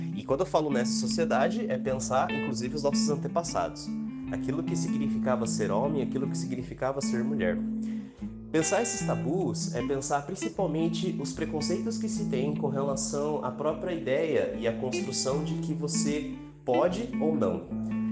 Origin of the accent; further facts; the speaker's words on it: São José, Santa Catarina, Brazil; sou de São José, Santa Catarina, na Grande Florianópolis